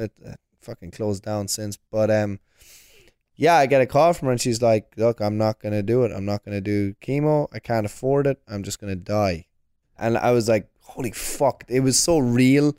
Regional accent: Longford, Leinster, Ireland; moved away as an adult; also born or lived in Orlando, Florida; now in New York, United States; my hometown of Longford

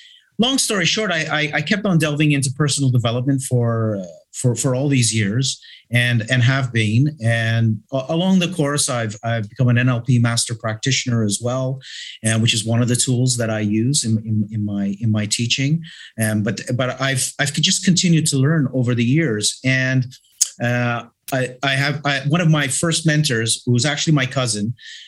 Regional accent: Toronto, Ontario, Canada; now in Malta; I am originally from Toronto, Canada, but I have been here for 42 years.

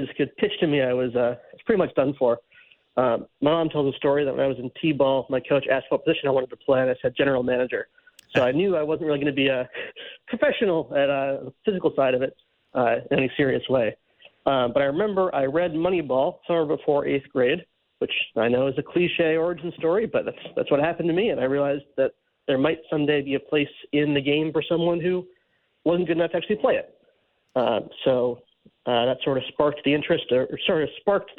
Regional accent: Cleveland, Ohio, United States; the Guardians, which was my hometown team.

